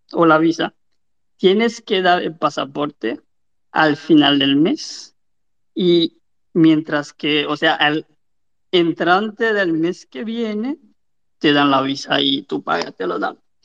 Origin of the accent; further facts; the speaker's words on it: Cap-Haïtien, Nord, Haiti; yo soy de Cabo